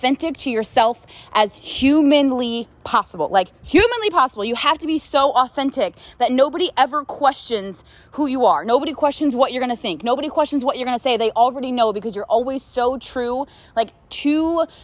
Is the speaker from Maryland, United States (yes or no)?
yes; Frederick County, Maryland, United States; moved away as an adult; also born or lived in Baltimore, Maryland; now in Texas, United States; I was born and raised in Maryland. I grew up in a farm city called Frederick County, Maryland